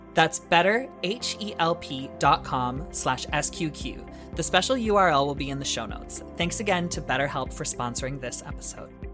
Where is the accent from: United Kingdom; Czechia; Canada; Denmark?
Canada; I'm not American